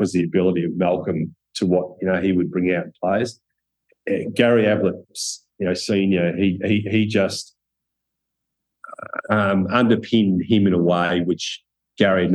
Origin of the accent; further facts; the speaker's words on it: Cobram, Victoria, Australia; I was from Country Cobram.